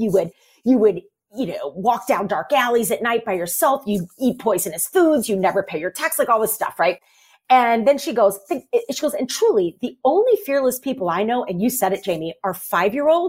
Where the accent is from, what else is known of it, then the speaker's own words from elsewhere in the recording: St. Louis, Missouri, United States; I grew up in St. Louis and in high school, and I'm a kid of the 90s